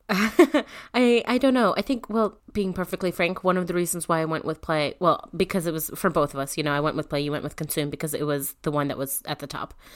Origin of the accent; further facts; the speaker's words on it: Northeast, United States; I'm from the Northeast